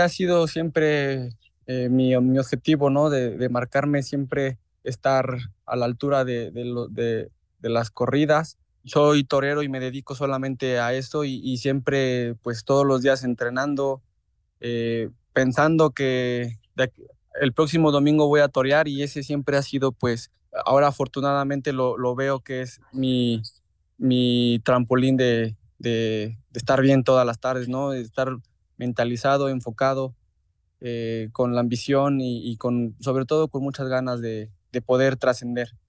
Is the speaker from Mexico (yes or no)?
yes; Huamantla, Tlaxcala, Mexico; la feria de Huamantla, que es mi tierra